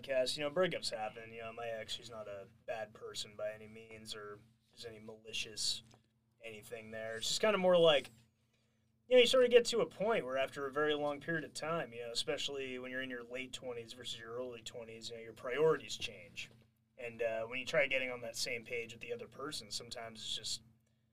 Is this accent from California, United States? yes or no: yes; California, United States; I'm even from California